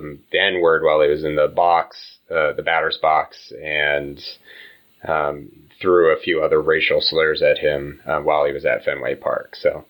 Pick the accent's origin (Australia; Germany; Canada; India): Canada; Similar to, I'm French Canadian, and, you know, Rodney has different background